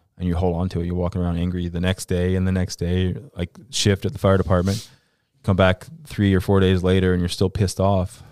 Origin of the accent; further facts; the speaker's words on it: Central Florida, United States; I grew up in Florida, Central Florida, to be exact